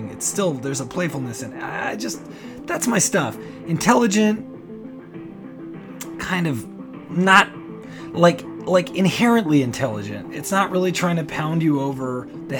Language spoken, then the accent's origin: English; Canada; I'm Canadian